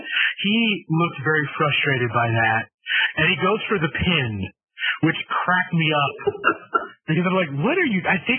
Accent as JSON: {"language": "English", "region": "Utah", "country": "United States", "said": "I'm not British. I'm from Utah."}